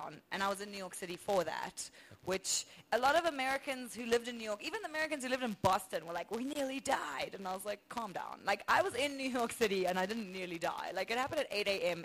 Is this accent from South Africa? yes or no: yes; South Africa; accent: South African; I'm from South Africa